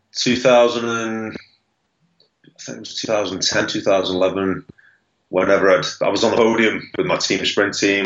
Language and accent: English; Liverpool, North West England, United Kingdom; I'm from Liverpool.